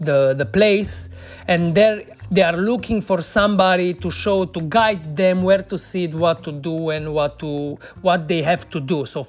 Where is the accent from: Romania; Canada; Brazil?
Romania; Cluj-Napoca, Cluj County; here in my hometown in Cluj